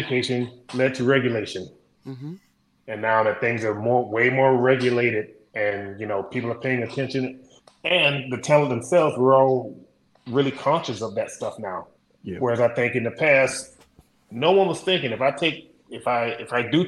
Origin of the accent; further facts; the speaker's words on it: Orangeburg, South Carolina, United States; I grew up in South Carolina, deep South